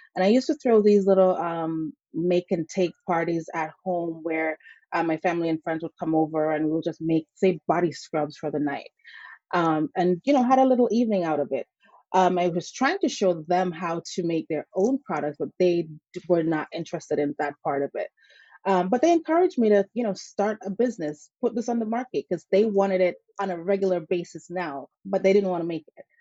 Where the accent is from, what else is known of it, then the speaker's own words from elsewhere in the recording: St. Ann, Saint Ann, Jamaica; now in Connecticut, United States; I grew up in Jamaica with my grandparents